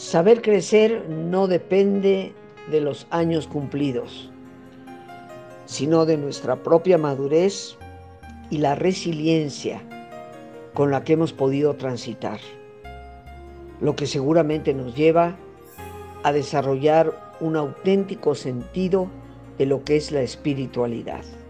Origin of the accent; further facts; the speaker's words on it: Mexico; yo nací en México, soy hija de yucateco y de madre nicaragüense